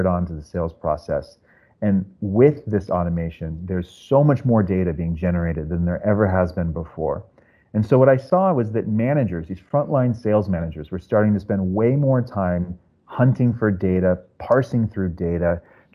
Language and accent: English; Silicon Valley, California, United States; also born or lived in San Francisco; now in New York, United States; originally from the Silicon Valley area, so I kind of grew up in that culture.